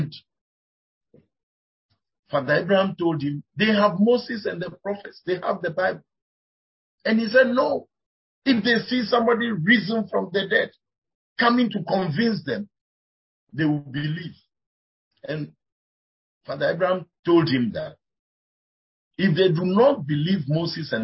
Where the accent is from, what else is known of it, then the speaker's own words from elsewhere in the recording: Volta, Ghana; I come from the Volta region of Ghana